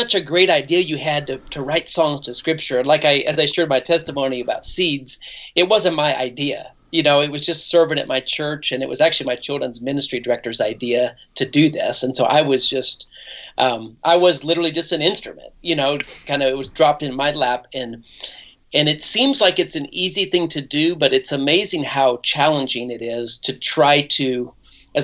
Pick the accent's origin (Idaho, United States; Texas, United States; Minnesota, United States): Idaho, United States; moved away; also born or lived in Nashville, Tennessee / Franklin, Tennessee; I lived in Nashville for 20 years. But originally I was born in Idaho, and that's where I'm back here now, close to family